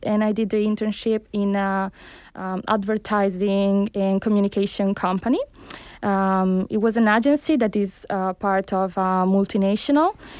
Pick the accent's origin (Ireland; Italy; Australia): Italy; moved away as an adult; also born or lived in Cuba; now in Barcelona, Spain; I was born in Cuba, but I grew up in Italy, where I conducted my studies